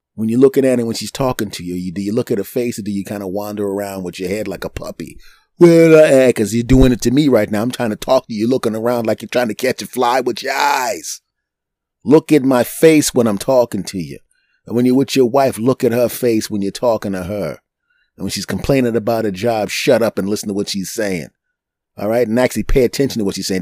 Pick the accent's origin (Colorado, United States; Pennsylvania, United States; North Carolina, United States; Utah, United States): Pennsylvania, United States; Philadelphia; moved away; also born or lived in New York; my hometown of Philadelphia